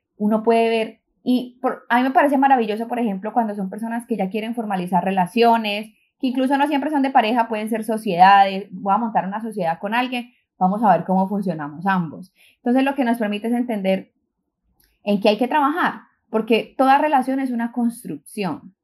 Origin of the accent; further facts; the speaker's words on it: Colombia; moved away as an adult; now in New York, United States; soy de Colombia, llevo ocho años viviendo en New York